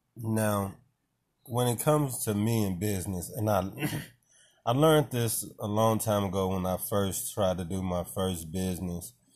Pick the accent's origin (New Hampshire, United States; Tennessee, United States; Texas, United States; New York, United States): Tennessee, United States; Nashville; I'm from Nashville